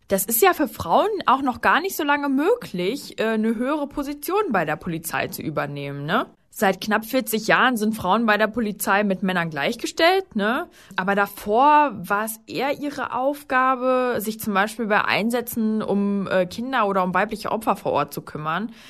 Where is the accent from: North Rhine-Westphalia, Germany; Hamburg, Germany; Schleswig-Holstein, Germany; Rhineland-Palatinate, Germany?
North Rhine-Westphalia, Germany; Cologne; ich komme aus Köln.